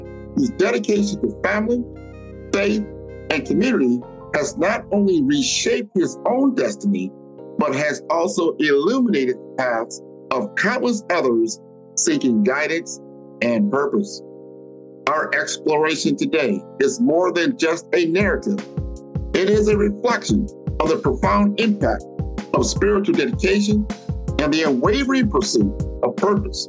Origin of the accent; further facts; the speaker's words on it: Omaha, Nebraska, United States; I grew up in Omaha, Nebraska.